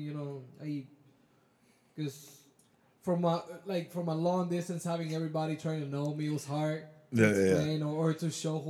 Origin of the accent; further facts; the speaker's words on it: Dominican Republic; moved away; also born or lived in New York; That's what we use over there in our country.